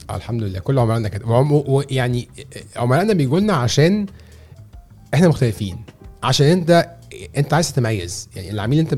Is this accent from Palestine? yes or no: no; Egypt; احنا كمصريين بنحب نخش على